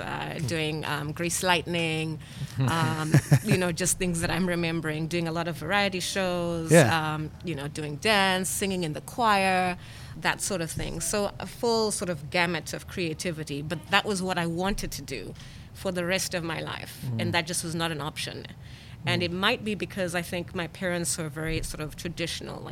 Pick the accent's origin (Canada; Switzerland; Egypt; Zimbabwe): Zimbabwe; born or raised there; first language English; moved away; also born or lived in Leominster, Massachusetts, United States